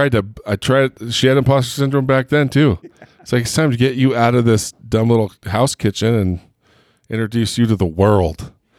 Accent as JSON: {"language": "English", "town": "Heber", "region": "Utah", "country": "United States", "said": "it is really hard for me because I grew up, you know, with your brother. Yeah. So we're both from Heber."}